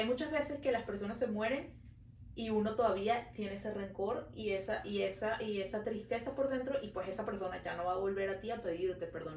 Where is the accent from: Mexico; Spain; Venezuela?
Venezuela; now in Montreal, Canada